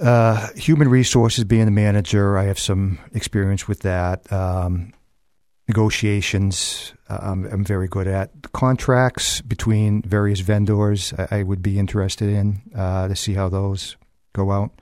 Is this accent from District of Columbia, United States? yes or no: no; Manchester, New Hampshire, United States; I grew up in South Manchester